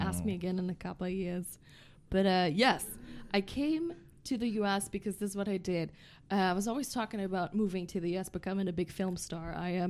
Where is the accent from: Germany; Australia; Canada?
Germany; moved away; Born and raised in Germany.